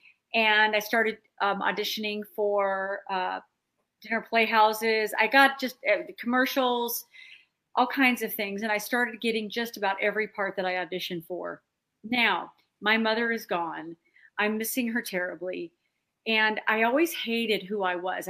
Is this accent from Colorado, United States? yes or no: yes; Denver, Colorado, United States; moved away; also born or lived in Dallas / Los Angeles; I was raised in Denver, Colorado.